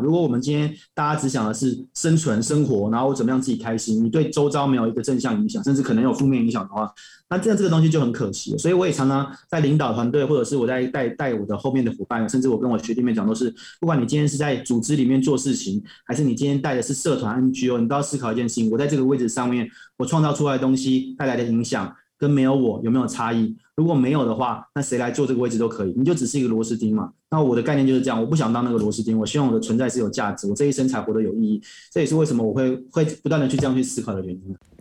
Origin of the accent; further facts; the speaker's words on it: Sanchong, New Taipei, Taiwan; 我是三重人，我是到大安区跨区去读的